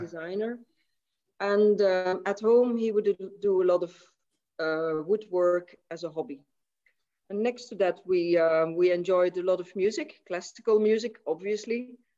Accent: Maastricht, Limburg, Netherlands; I was born in Maastricht in 1963

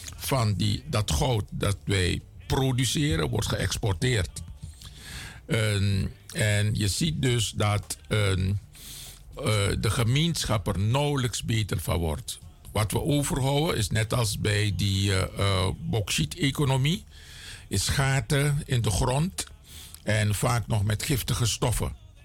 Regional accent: Suriname; also born or lived in Cameroon (ancestry)

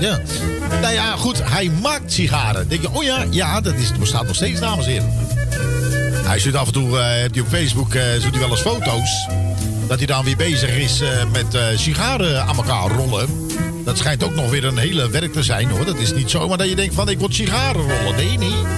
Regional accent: Utrecht, Netherlands; mijn geboorteplaats zeg ik je heel eerlijk, dat is Utrecht

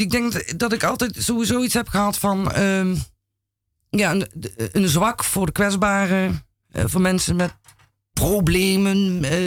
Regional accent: Roermond, Limburg, Netherlands; now in Amsterdam, Netherlands; ik eh, kom uit Limburg. En ik ben geboren in Roermond.

